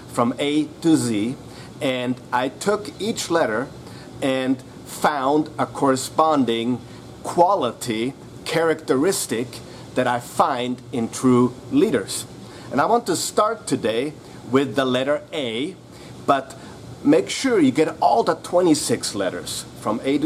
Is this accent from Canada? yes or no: no; Vienna, Austria; I'm actually from Vienna, Austria